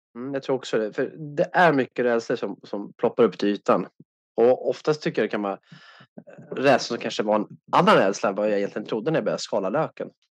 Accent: Sweden; som svensk

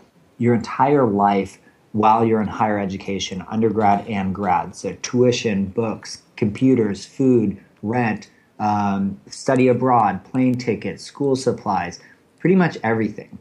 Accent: Bay Area, California, United States; I'm actually from the Bay Area, which is fairly rare for those of us who now live in San Francisco. Grew up outside of the city

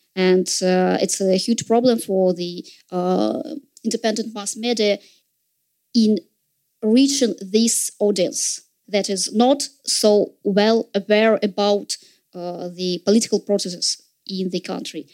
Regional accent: Saint Petersburg, Russia; in St. Petersburg, in my hometown

